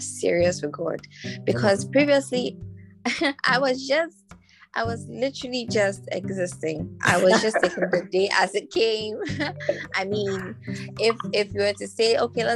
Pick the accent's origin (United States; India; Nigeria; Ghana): Ghana; Why am I a Ghanaian?